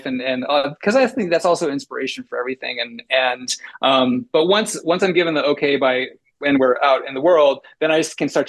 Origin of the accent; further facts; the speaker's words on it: United States; I'm an American